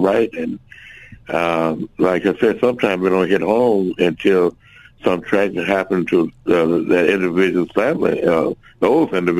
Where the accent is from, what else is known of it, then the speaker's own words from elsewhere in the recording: Little Rock, Arkansas, United States; I was born in the Granite Mile Project